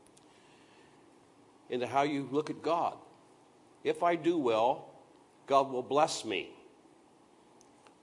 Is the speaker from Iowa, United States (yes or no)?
yes; Iowa, United States; where I grew up in Iowa was a lot of those limestone gravel roads